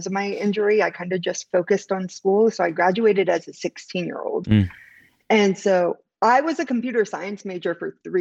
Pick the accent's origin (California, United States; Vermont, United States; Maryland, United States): California, United States; Central Valley; I'm from the Central Valley where it's an extremely underrepresented area